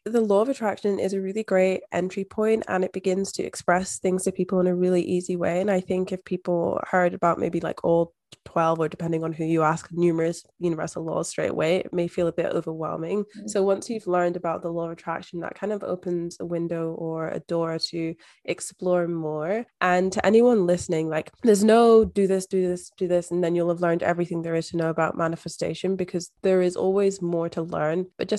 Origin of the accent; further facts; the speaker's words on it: Scotland, United Kingdom; moved away as an adult; now in Australia; I was moving overseas from Scotland to Australia by myself.